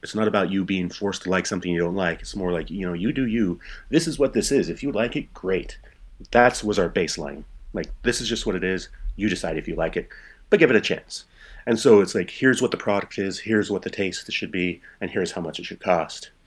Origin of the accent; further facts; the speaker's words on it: Port Townsend, Washington, United States; moved away as an adult; also born or lived in Shelton, Washington / Prague / Moscow / Indonesia; now in Berlin, Germany; I grew up in the Seattle area. Um, I was born in this small logging town called Shelton, but I grew up in a small uh, Victorian town called Port Townsend up on the Olympic Peninsula